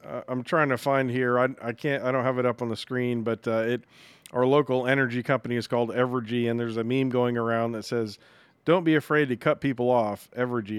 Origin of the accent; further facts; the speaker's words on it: New England, United States; moved away; I grew up in New England